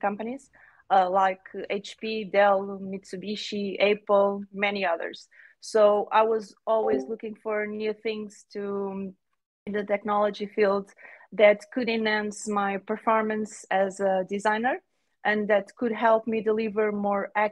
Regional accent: Portugal; I'm from Portugal.

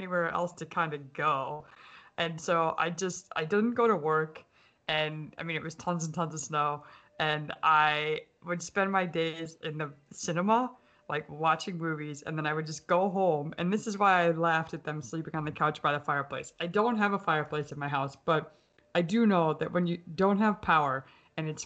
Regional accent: Minnesota, United States; now in Pennsylvania, United States; I grew up in Minnesota

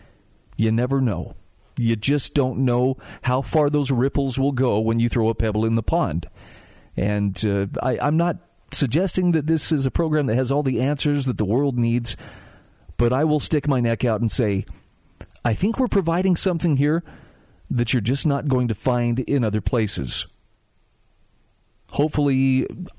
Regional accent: Utah, United States; my home state of Utah

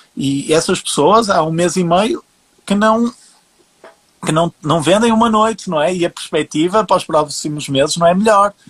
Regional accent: Portugal; eu sendo português, a, a, a, o meu networking aqui acaba por ser mais portugueses

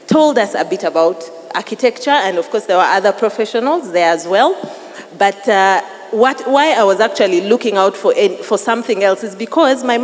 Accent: Uganda; also born or lived in Tooro; I'm half from Uganda, half Mutoro, and I love my Toro heritage

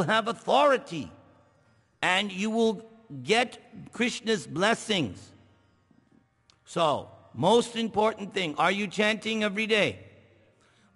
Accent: New York, United States; I'm from New York.

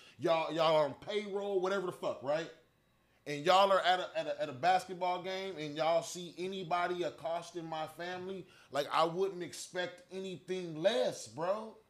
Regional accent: Orange County, California, United States; I'm from Orange County, California, bro

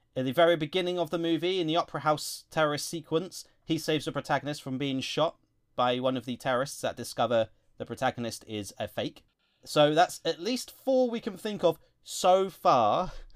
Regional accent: England, United Kingdom; Being English ourselves

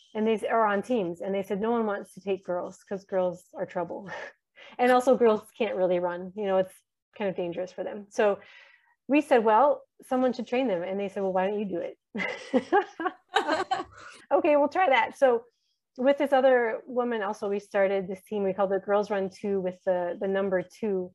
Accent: United States; moved away as an adult; also born or lived in Horn of Africa; now in Djibouti; we're living here as American Christians surrounded by Somali Muslims for so many years

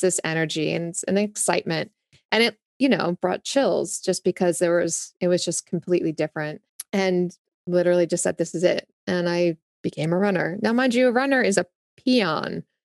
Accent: New Jersey, United States; accent: Jersey; moved away as an adult; also born or lived in Augusta, Georgia / San Diego / Los Angeles; now in Nashville, United States; Yes, Jersey. I grew up in Jersey

